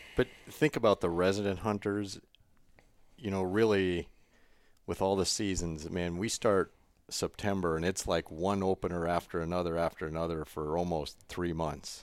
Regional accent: South Dakota, United States; growing up in South Dakota

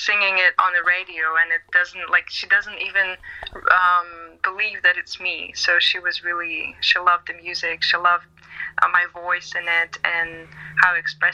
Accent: Siberia, Russia

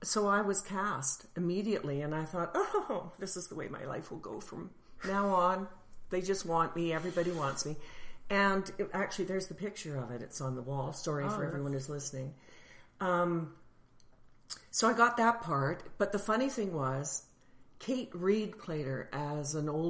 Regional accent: Calgary, Alberta, Canada; I'm from Calgary

